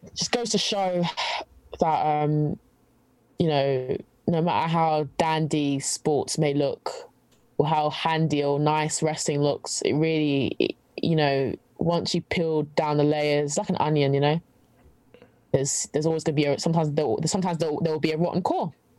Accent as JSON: {"language": "English", "region": "London", "country": "United Kingdom", "said": "I'm from London."}